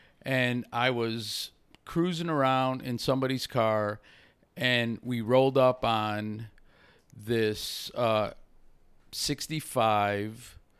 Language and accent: English; Chicago, Illinois, United States; I am from Chicago.